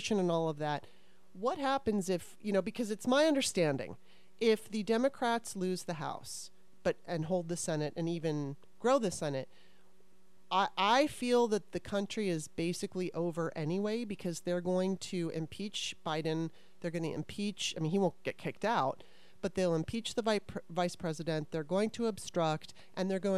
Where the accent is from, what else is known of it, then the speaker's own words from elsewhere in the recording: Los Angeles, California, United States; moved away as an adult; also born or lived in Russia; now in Maryland, United States; I grew up here. I was here until I was 9. Moved to LA in 1977, and basically with, you know, I lived in Russia when I was 12 for a little while, but outside of that, I was in California until 2009